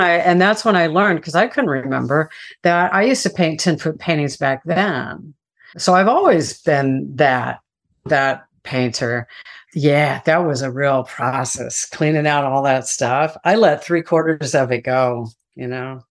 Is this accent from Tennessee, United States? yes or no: no; Texas, United States; moved away; I'm from Texas, and my family had a, a farm in Central Texas